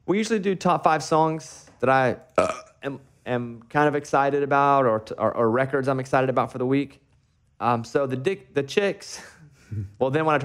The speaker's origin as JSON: {"language": "English", "region": "Arkansas", "country": "United States", "tie": "born or raised there", "said": "I grew up in Arkansas"}